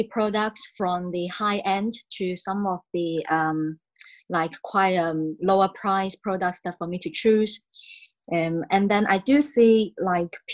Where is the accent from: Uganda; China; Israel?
China; Shaoguan, Guangdong; English is a second language; moved away as an adult; also born or lived in United Kingdom; I am from Shaoguan. It's from the southern part of China in Guangdong province